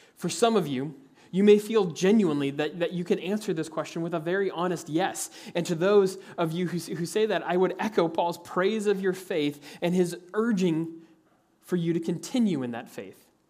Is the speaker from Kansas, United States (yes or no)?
yes; Kansas, United States; As a kid growing up in Kansas